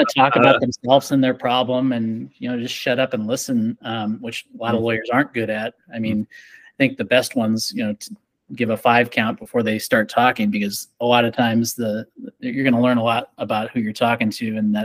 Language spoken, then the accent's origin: English; Scottsbluff, Nebraska, United States; now in Omaha, United States; I was born in Omaha, Nebraska, raised in Scotts Bluff